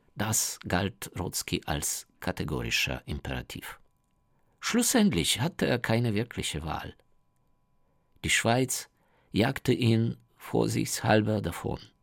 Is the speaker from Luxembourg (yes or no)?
no; Ukraine; German is a second language; bei uns in der Ukraine